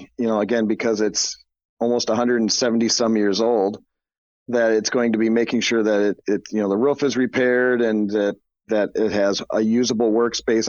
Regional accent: Minneapolis, Minnesota, United States; moved away as an adult; now in Muscatine, United States; I grew up in the Twin Cities up in Minnesota

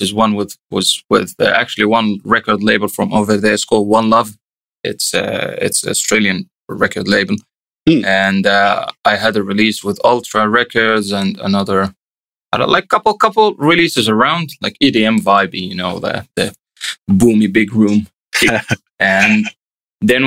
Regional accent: Egypt; now in Helsinki, Finland; I'm originally from Egypt

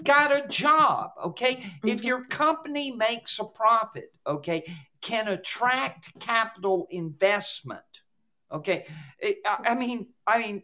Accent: Georgia, United States; I come from Georgia. I grew up in Georgia back in the day when most of the state was still rural

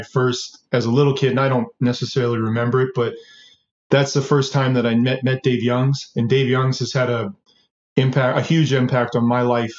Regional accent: Edmonton, Alberta, Canada; born or raised there; also born or lived in Twin Cities, Minnesota, United States

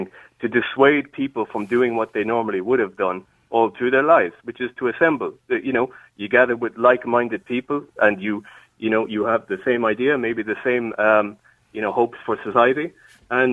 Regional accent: Ireland; being an Irish person who has lived through history

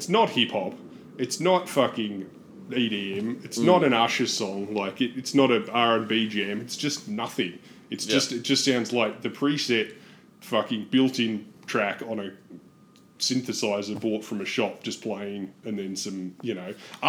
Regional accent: Australia; I'm an Australian

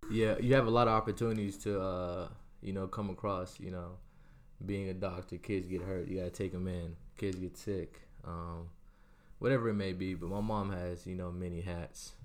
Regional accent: Orlando, Florida, United States; also born or lived in San Antonio, Texas / Barcelona; I lived there for nine years and then I moved to Orlando, Florida.

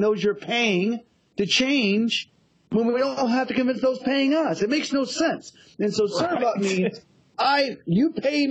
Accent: Texas, United States; being a Texan

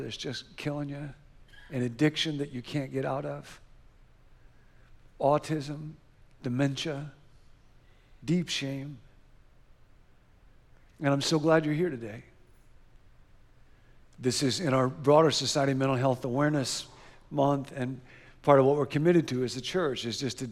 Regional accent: Rockford, Illinois, United States; we grew up together in Rockford, Illinois

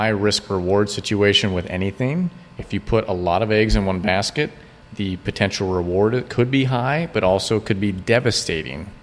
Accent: Florida, United States; we're from Florida

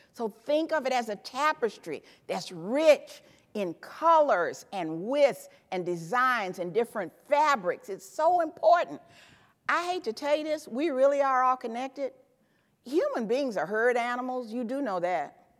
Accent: Memphis, Tennessee, United States; I grew up in Memphis, Tennessee

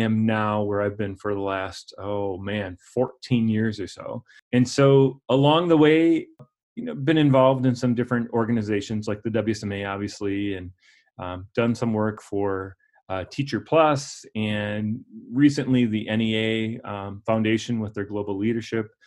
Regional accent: La Crosse, Wisconsin, United States; also born or lived in Eau Claire, Wisconsin; I grew up in La Crosse, Wisconsin, attended Logan High School on the north side of La Crosse

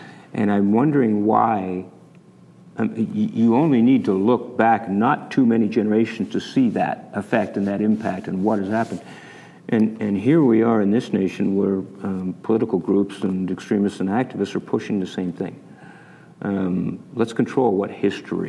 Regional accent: Canada; moved away as an adult; now in Utah, United States; I was born and raised in Canada to U.S. parents, and so I came down here to go to Weber State

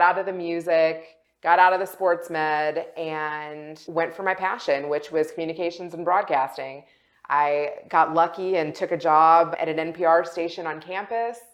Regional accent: Kentucky, United States; moved away as an adult; also born or lived in West Virginia / Chicago / Los Angeles; I grew up in Kentucky. I lived there my entire childhood

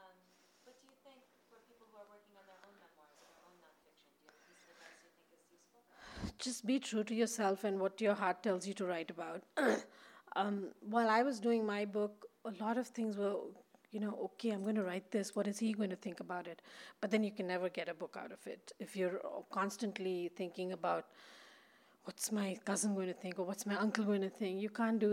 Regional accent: India; moved away; in India when I was growing up

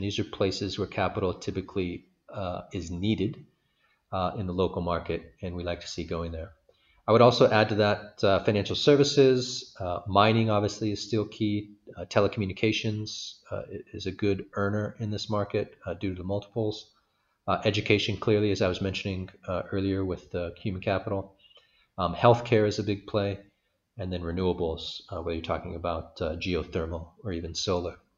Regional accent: San Francisco, California, United States; moved away as an adult; also born or lived in Washington, D.C.; now in Uganda; I'm originally from San Francisco, California

